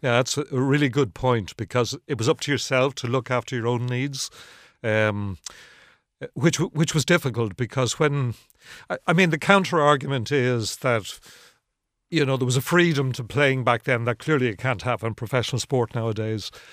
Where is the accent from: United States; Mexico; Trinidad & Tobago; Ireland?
Ireland; I'm from Harl's Cross originally, just up the road. I would have spent a lot of my life around here